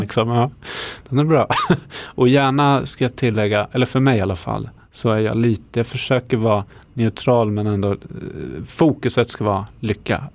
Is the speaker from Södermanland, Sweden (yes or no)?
yes; Eskilstuna, Södermanland, Sweden; now in Södertälje, Sweden; jag kommer från Eskilstuna ursprungligen